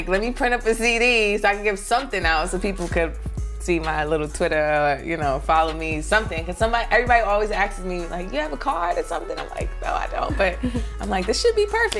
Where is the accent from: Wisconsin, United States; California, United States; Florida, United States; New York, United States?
New York, United States; New York City; also born or lived in North Carolina; I'm from Brooklyn, East New York, Cypress Hills Projects. I've been in Brooklyn all my life.